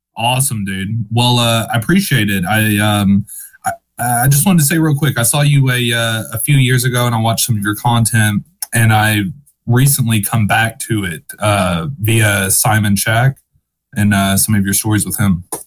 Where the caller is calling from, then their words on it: Western Kentucky, United States; I'm calling from Kentucky, Western Kentucky